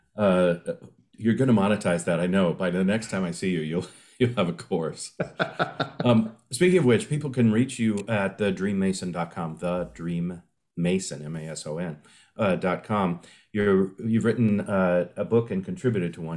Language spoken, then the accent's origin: English; San Diego, California, United States; my hometown of San Diego